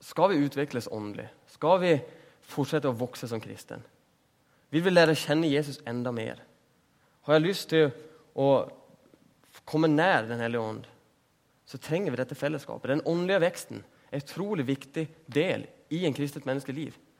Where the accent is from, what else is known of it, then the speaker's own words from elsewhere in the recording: Sweden; Norwegian is a second language; Jeg er jo svensk.